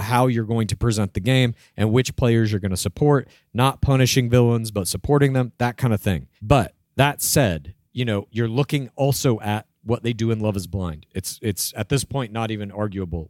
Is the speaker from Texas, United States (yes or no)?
yes; Dallas, Texas, United States; my hometown, Dallas, Texas